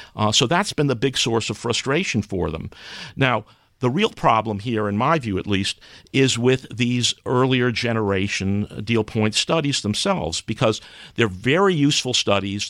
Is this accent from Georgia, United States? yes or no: no; New York City, New York, United States; moved away; I grew up in New York City.